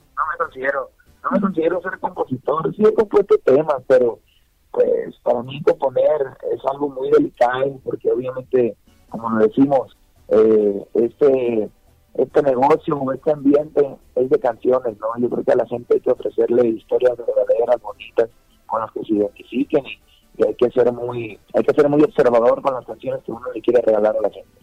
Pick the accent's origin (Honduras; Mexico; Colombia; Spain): Mexico; vivimos en México, ¿no? Vivimos, en México y somos mexicanos